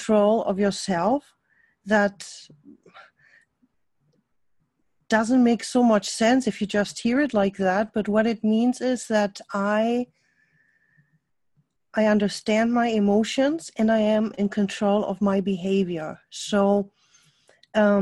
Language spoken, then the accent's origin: English; Germany; accent: German; English is a second language; now in United States; my accent is a German accent. I lived most of my life in Germany